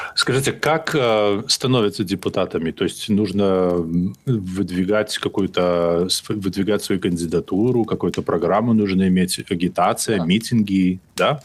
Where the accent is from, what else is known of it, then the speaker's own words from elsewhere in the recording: Belarus; я из, я из Беларуси